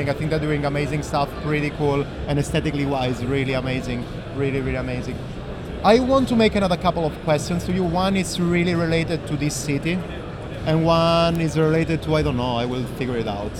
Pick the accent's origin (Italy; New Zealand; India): Italy; now in Berlin, Germany; I'm coming from Italy.